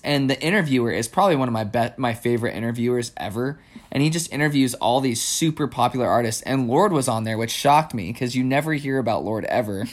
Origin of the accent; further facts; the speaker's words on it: New Mexico, United States; growing up in New Mexico